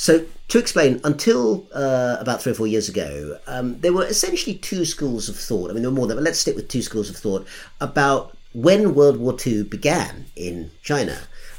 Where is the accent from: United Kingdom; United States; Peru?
United Kingdom; And as a Brit, I didn't get to vote anyway.